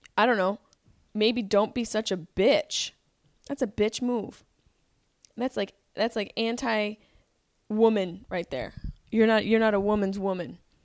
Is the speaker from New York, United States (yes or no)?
yes; Syracuse, New York, United States; growing up in Syracuse, like, I went to Hanover High School